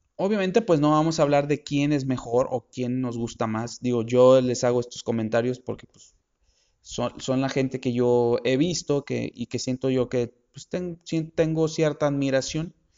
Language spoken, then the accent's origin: Spanish; Monterrey, Nuevo León, Mexico; los que somos de Monterrey